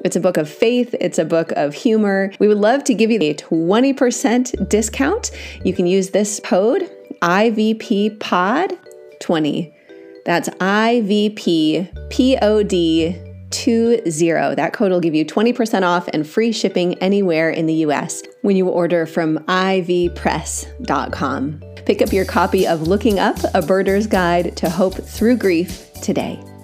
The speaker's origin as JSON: {"language": "English", "region": "Wisconsin", "country": "United States", "tie": "born or raised there", "moved": "as an adult", "lives_now": "Orange County, California, United States", "said": "I grew up in the Midwest. I grew up in Wisconsin"}